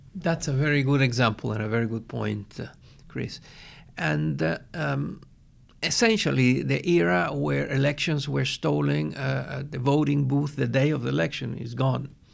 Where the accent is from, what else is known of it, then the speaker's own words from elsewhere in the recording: Venezuela; I am from Venezuela.